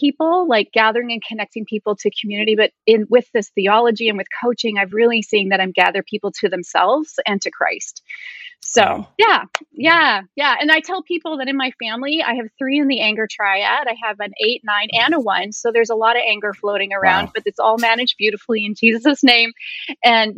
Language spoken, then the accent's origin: English; Vancouver, British Columbia, Canada; moved away as an adult; now in Tacoma, United States; I'm Canadian born and raised. I was raised in Vancouver, British Columbia, but I've lived in Tacoma, Washington for 20 plus years.